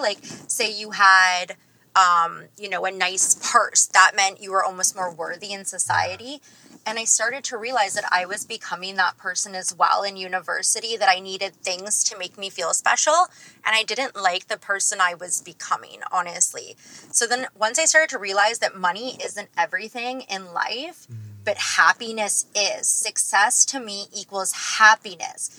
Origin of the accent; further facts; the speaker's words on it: Toronto, Ontario, Canada; I'm from Toronto